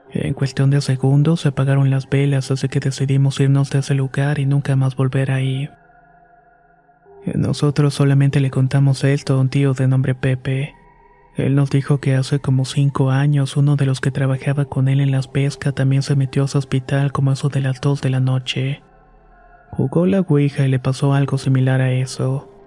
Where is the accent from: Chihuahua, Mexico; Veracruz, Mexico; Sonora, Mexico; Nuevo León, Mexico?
Veracruz, Mexico; now in Mexico City, Mexico; Soy de Veracruz, pero actualmente vivo en Ciudad de México.